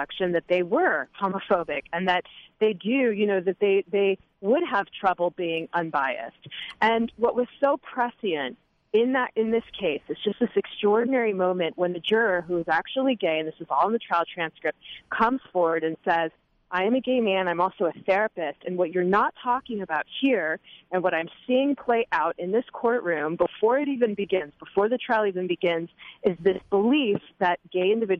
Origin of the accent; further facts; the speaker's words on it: Houston, Texas, United States; I was born and raised in Houston